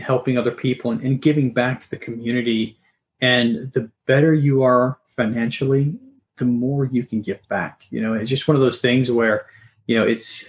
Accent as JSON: {"language": "English", "town": "Salt Lake City", "region": "Utah", "country": "United States", "tie": "born or raised there", "said": "I grew up in Salt Lake City"}